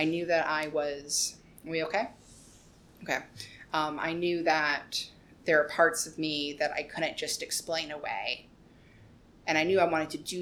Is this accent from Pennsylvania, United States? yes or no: no; Roanoke, Virginia, United States; moved away as an adult; also born or lived in Richmond, Virginia / Rockbridge County, Virginia; now in New York City, United States; I was born near Richmond, but I grew up in Roanoke County / Roanoke City